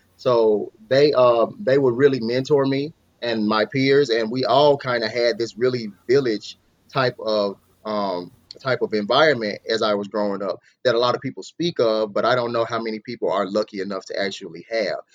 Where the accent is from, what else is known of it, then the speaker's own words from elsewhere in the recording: Mississippi, United States; moved away as an adult; now in Arizona, United States; I'm from Mississippi originally, but I'm here in Arizona now